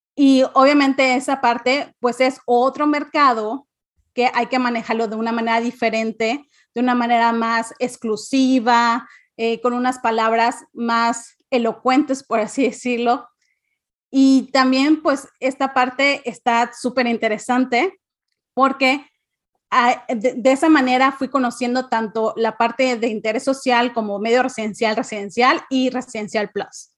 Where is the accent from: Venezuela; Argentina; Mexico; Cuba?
Mexico; Cancún, Quintana Roo; also born or lived in Mérida, Yucatán; yo nací eh, en Mérida, pero crecí en Cancún.